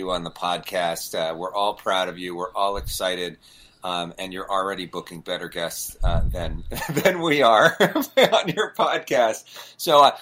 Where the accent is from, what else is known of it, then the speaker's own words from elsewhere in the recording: Agoura Hills, California, United States; I grew up in Agora Hills